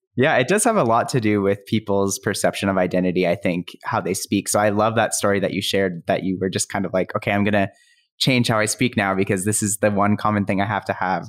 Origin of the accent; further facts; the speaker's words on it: Calgary, Alberta, Canada; I grew up in Calgary